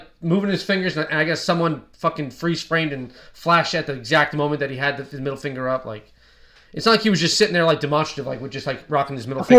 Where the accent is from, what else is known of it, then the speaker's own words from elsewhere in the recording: United States; we're from New Jersey, New York.